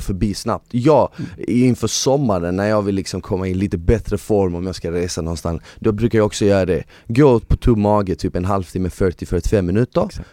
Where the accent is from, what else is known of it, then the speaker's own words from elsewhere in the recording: Malmö, Skåne, Sweden; jag växte upp i Malmö